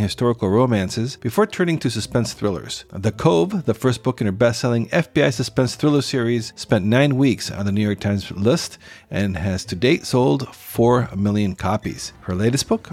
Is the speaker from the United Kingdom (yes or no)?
no; Costa Rica; my home country of Costa Rica